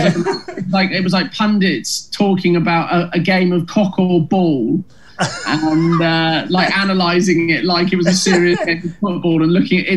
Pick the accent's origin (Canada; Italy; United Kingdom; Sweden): United Kingdom; Oxford, South East England; also born or lived in Leeds; I'm from Oxford